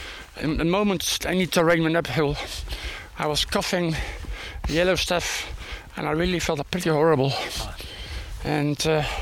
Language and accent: English; Netherlands; also born or lived in South Africa; now in Houston, United States; Originally from Holland